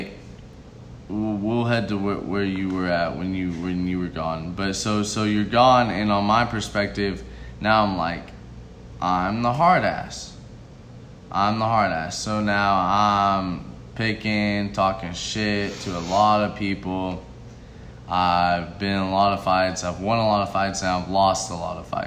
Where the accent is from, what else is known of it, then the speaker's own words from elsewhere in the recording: Las Vegas, Nevada, United States; So I'm from Las Vegas, Nevada. So, like, I'm moving all around in Las Vegas.